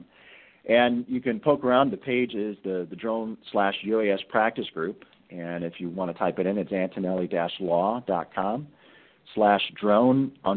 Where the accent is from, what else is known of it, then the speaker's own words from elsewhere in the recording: Chicago, Illinois, United States; my hometown, Chicago